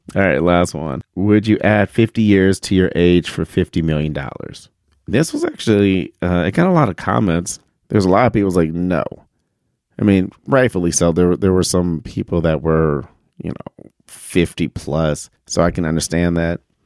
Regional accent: Detroit, Michigan, United States; we grew up in Detroit and Detroit's dirty.

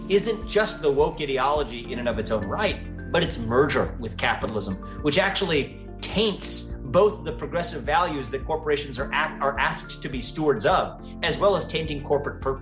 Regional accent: Cincinnati, Ohio, United States; So I was born and raised in Ohio, which is actually where I also live today.

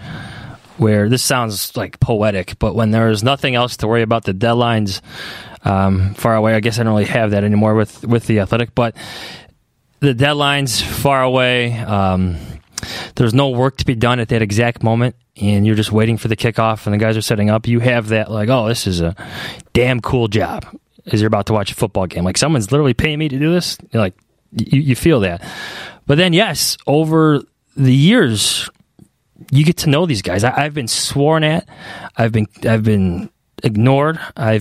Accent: Chicago, Illinois, United States; I grew up in Chicago.

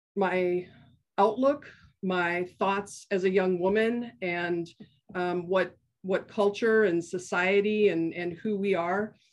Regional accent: Milwaukee, Wisconsin, United States; moved away as an adult; now in Portland, United States; I grew up in Milwaukee, Wisconsin

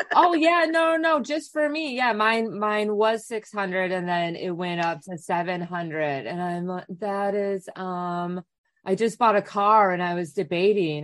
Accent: Wisconsin, United States; I grew up in Wisconsin

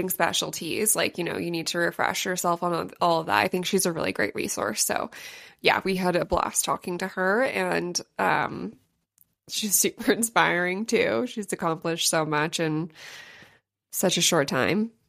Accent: San Diego, California, United States; from San Diego.

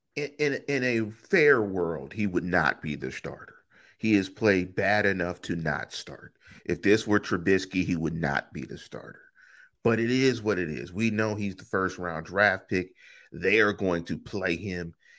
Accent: Western Pennsylvania, United States; we're also from Western Pennsylvania

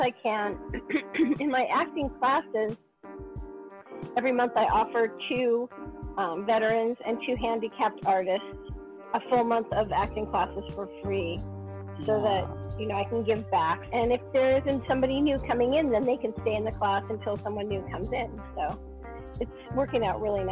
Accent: New York, United States; I grew up in New York, and I started modeling when I was 2.5

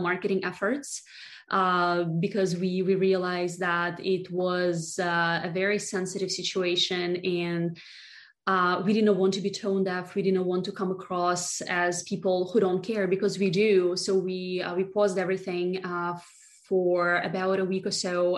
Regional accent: Russia; moved away as an adult; now in United States

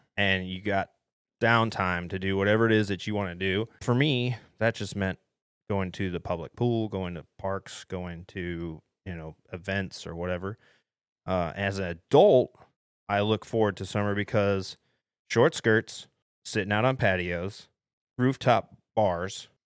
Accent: Ohio, United States; moved away; I was spoiled growing up in Ohio

